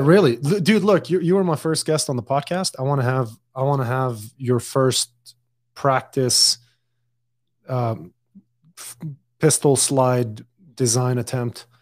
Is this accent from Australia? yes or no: no; Dubai, United Arab Emirates; also born or lived in Lebanon; now in United States; I was born and raised in Dubai